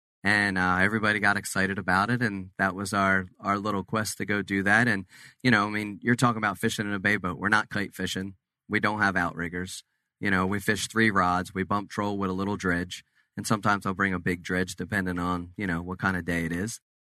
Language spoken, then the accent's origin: English; Cape May, New Jersey, United States; We're originally from Cape May, New Jersey, and so we fished all the big money tournaments and everything over the years. But when we moved to Florida